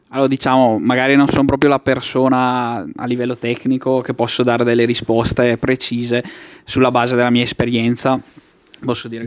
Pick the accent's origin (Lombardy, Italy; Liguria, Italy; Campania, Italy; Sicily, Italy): Lombardy, Italy; Travagliato; now in Brescia, Italy; sono di Travagliato